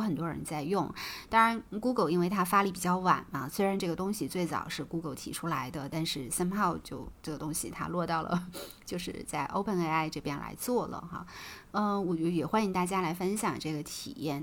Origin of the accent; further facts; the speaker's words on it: China; 我们中国人